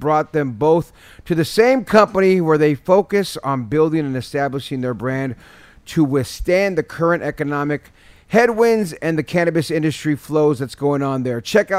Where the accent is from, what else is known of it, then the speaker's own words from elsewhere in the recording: San Jose, California, United States; I'm from San Jose.